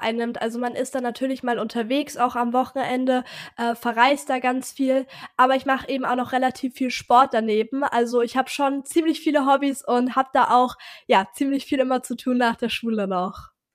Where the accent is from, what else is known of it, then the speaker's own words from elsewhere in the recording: Hamburg, Germany; ich komme aus Hamburg